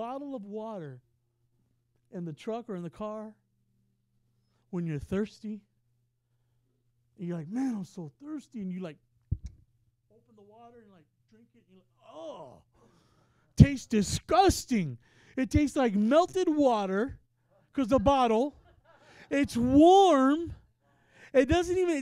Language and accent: English; Texas, United States; now in Ohio, United States; I'm from Texas